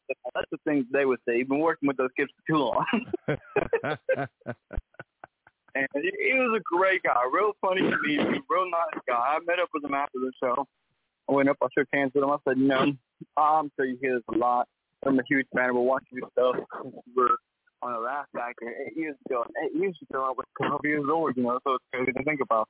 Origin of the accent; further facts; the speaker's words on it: St. Joseph, Missouri, United States; also born or lived in Kansas City, Missouri; I'm from St. Joseph, Missouri, and that's not too far from Kansas City